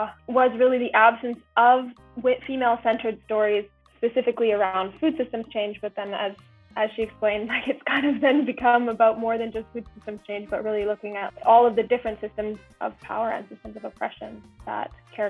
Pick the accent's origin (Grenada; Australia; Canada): Canada; Vancouver, British Columbia; moved away as an adult; also born or lived in United Kingdom; now in Berlin, Germany